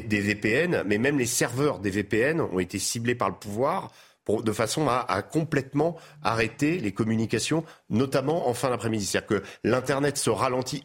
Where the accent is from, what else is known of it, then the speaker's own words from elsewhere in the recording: France; en tant que Français